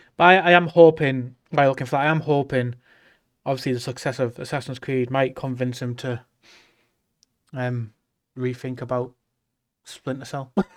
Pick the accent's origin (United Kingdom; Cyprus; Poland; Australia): United Kingdom; the north of England; being English